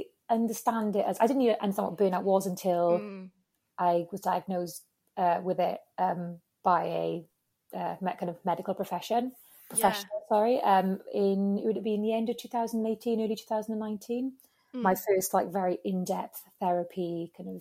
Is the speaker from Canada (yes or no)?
no; Wales, United Kingdom; moved away as an adult; also born or lived in Spain; I'm Welsh as well